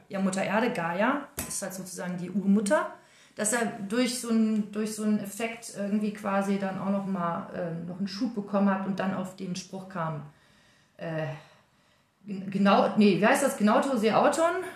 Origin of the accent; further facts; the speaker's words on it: Welver, North Rhine-Westphalia, Germany; also born or lived in Dortmund; ich bin ja da auf dem Land groß geworden. Ah. Also da äh, in Welva, das ist Soesterbörde, haben wir auf dem Bauernhof